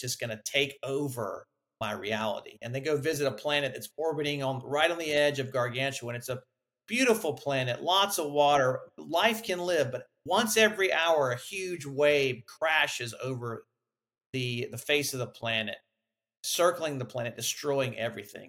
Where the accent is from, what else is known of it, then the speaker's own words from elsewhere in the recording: Huntsville, Alabama, United States; I grew up in Huntsville, Alabama, near the Space and Rocket Center.